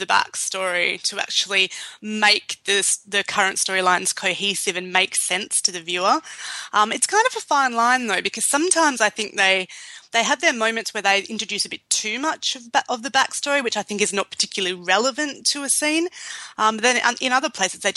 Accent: Australia; Yeah, I'm Australian.

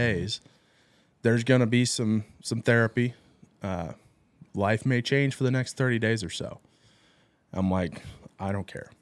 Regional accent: Troy, Illinois, United States; also born or lived in Glen Carbon, Illinois; I'm from Troy, went to Triad, grew up around here.

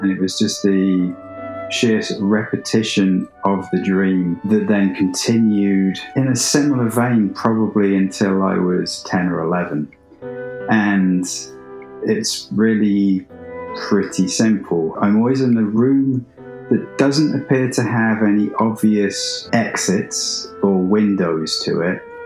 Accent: England, United Kingdom; I'm English

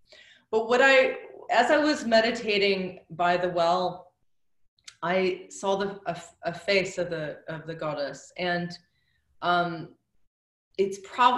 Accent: United States; I came over from the United States, and I'm in London

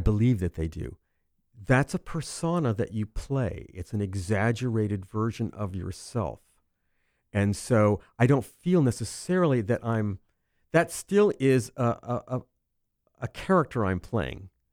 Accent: Los Angeles, California, United States; I grew up in Hollywood

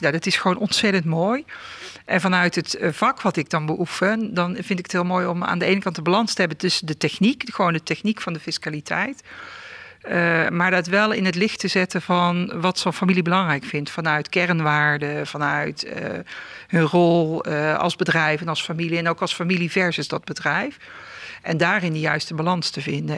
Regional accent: southern Netherlands, Netherlands; in een eh, dorp in, het, in het zuiden van het land, maar dat hoor je volgens mij ook nog wel. Hè? Ik ben mijn accent niet verloren

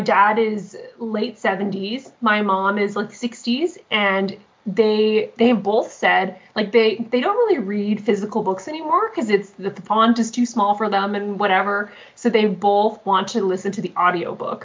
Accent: Canada; I'm just this Canadian author isolated way up north

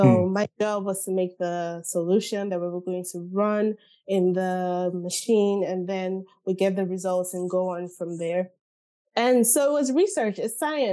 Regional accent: Nigeria; moved away; I grew up in Nigeria, spent my whole life in Nigeria

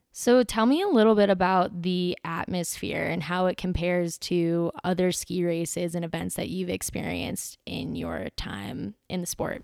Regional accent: Midwest, United States; I'm from the Midwest, and there were a lot of racers out there that came from my hometown and my home area and skied at the same hills or landfills that I grew up ski racing on when I was a kid.

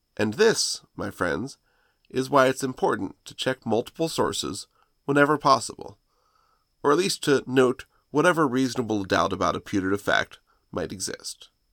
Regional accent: United States; I'm an American

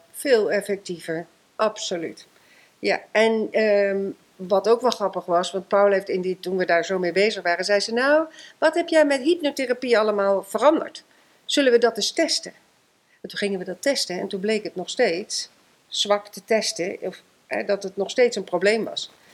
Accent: Eefde, Gelderland, Netherlands; ik ben geboren in Eefte, dat ligt bij Gorsel, vlak ehm, vlakbij Zutphen

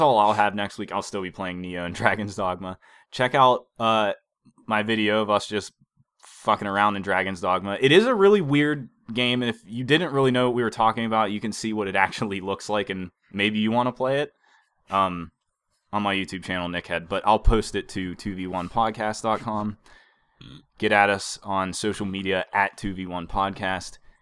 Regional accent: Beaver Falls, Pennsylvania, United States; moved away

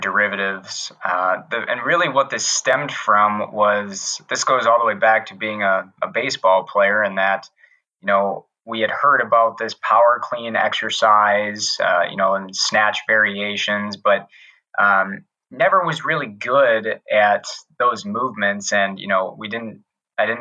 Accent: Wisconsin, United States; moved away as an adult; also born or lived in Tennessee / Pennsylvania; growing up in Wisconsin, going to school in Wisconsin

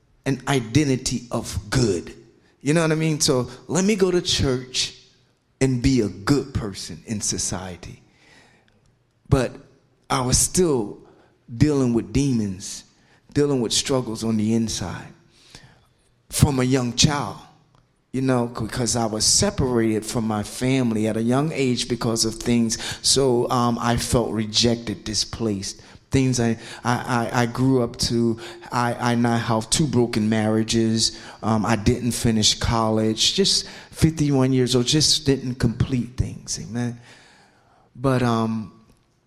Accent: Philadelphia, Pennsylvania, United States; also born or lived in South Carolina; I'm 51 years old, and I'm from Philadelphia, Pennsylvania

